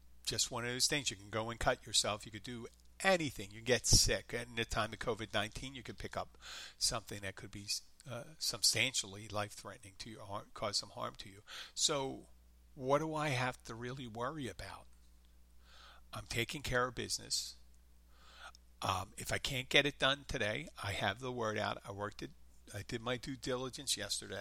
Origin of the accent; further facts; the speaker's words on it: Philadelphia, Pennsylvania, United States; accent: light Philadelphia; that's a real Philadelphia accent. That's me.